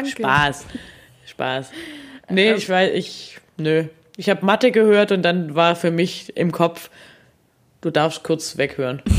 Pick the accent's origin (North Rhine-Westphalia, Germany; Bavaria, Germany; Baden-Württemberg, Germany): Baden-Württemberg, Germany; ich komme ja gar nicht von hier. Also ich komme ja aus dem Schwabenland und komme vom Dorf